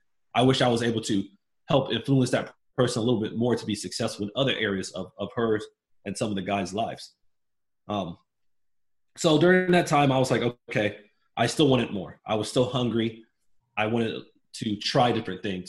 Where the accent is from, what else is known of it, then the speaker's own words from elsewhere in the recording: Miami, Florida, United States; I grew up in Miami, Florida, to a single mother and my grandmother